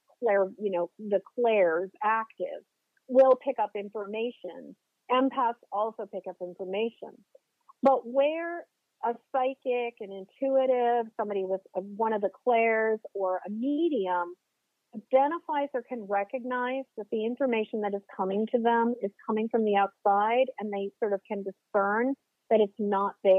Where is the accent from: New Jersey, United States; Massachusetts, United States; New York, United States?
Massachusetts, United States; just outside of the Boston area; moved away as an adult; now in Maine, United States; I currently live in Maine, but I grew up in Massachusetts. I grew up just outside of the Boston area